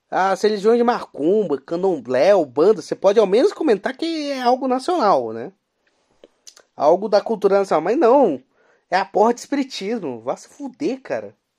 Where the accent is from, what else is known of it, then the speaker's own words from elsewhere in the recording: Brazil; somos brasileiros. Nascemos nesse país